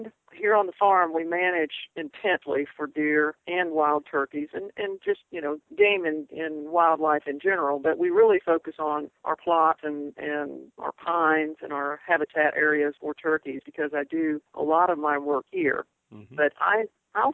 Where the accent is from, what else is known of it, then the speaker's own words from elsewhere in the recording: Ocala, Florida, United States; also born or lived in Kansas; I'm originally from Kansas, but I was raised in Ocala, near Ocala, Florida